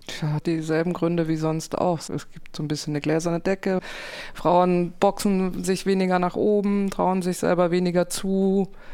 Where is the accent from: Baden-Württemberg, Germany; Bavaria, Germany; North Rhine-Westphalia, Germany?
Baden-Württemberg, Germany; Konstanz; moved away; Ich den Dialekt höre von da, wo ich herkomme, aus Konstanz vom Bodensee